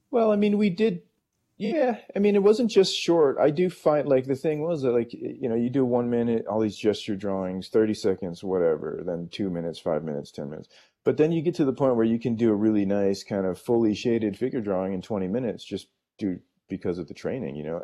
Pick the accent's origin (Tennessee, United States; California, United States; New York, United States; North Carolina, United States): California, United States; San Francisco; I grew up in San Francisco